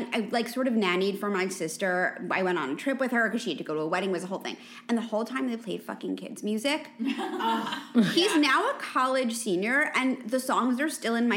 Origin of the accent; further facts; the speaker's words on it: East Coast, United States; But, like, I also will dress him very preppy because I'm from the East Coast.